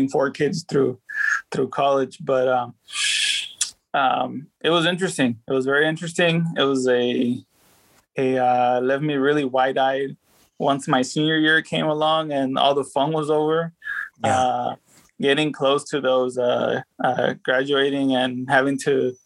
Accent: Texas, United States; also born or lived in Mexico; I was born here

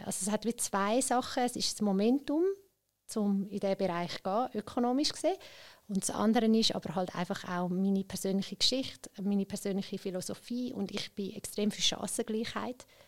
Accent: Zurich, Switzerland; ich bin in Schwammendingen auch selber aufgewachsen

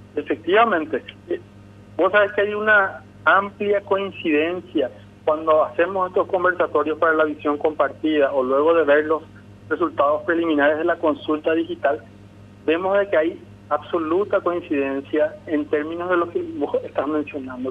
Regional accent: Paraguay

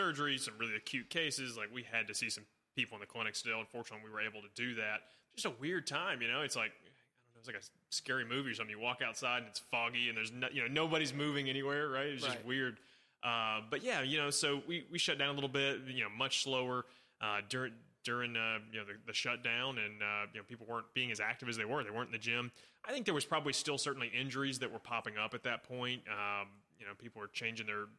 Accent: Nashville, Tennessee, United States; Born and raised in Nashville

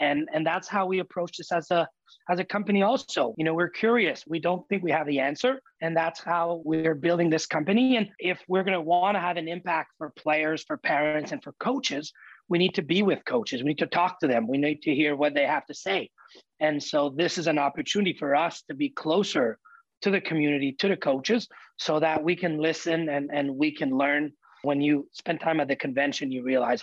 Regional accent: Montreal, Quebec, Canada; moved away as an adult; also born or lived in Ohio; I grew up in Montreal

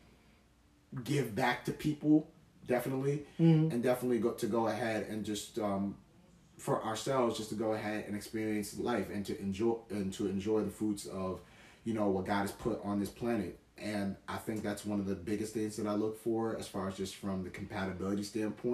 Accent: United States; also born or lived in New York / New Jersey; growing up in New York as well, growing up in New Jersey

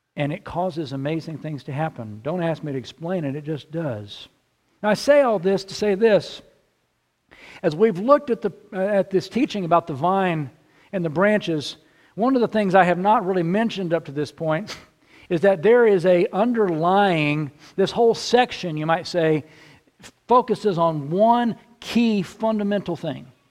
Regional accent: central Texas, United States; now in Illinois, United States; I grew up in central Texas

